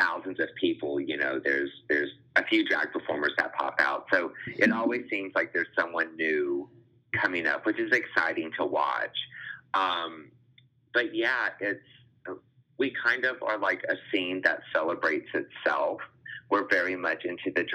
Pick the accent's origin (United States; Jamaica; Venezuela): United States; Louisiana; moved away as an adult; now in Austin, United States; I was born and raised in Louisiana, hence the name, but I've lived in Austin for the past 8 years.